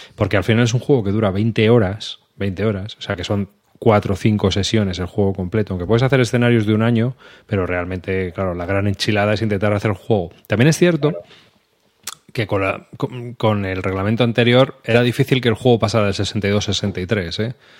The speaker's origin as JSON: {"language": "Spanish", "region": "central Spain", "country": "Spain", "said": "para los que somos del centro de España, que solo hablamos un idioma"}